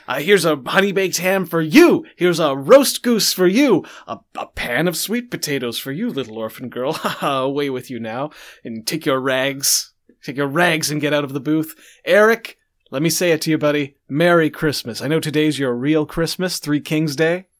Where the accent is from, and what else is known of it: Canada